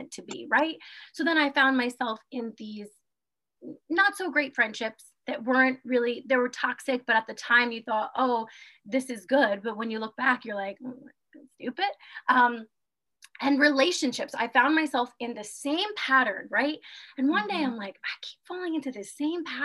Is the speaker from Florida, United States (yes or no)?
no; New York, United States; moved away as an adult; also born or lived in Germany / Guam; born and raised in New York, I have lived all over the world. I lived in Germany and Guam